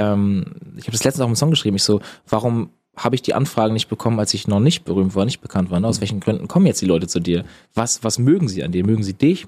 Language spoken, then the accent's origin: German; Eutin, Schleswig-Holstein, Germany; moved away; bei uns in Eutin